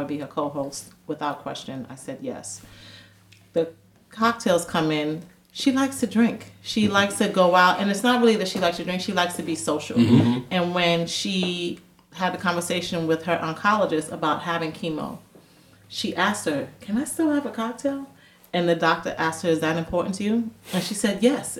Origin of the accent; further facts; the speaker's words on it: New York City, New York, United States; I went to school in Queens. I'm from Queens